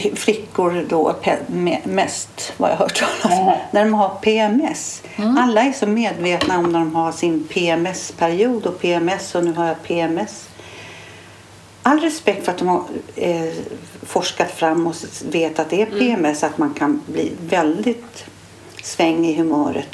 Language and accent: Swedish; Stockholm, Stockholm County, Sweden; jag är ju från stan